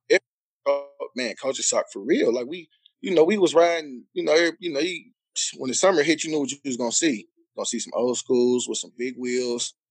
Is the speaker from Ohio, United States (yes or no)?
yes; Cleveland, Ohio, United States; moved away; also born or lived in Long Beach; I'm from Cleveland